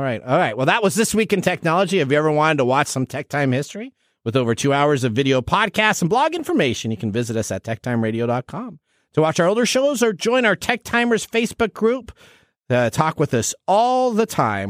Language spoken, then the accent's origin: English; Seattle, Washington, United States; I grew up in the Seattle area